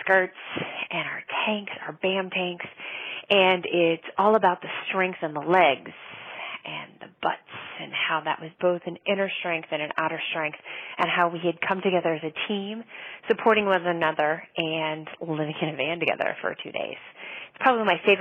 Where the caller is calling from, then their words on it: North Hampton, New Hampshire, United States; I am calling from Northampton, New Hampshire